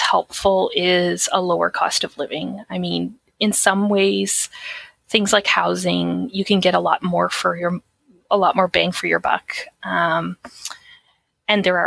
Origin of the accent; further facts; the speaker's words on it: Atlantic Canada, Canada; I'm from Atlantic Canada.